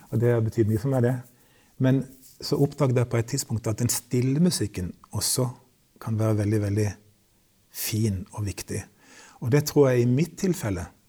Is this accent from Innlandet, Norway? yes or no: no; Kristiansand, Agder, Norway; vokste jeg opp i Kristiansand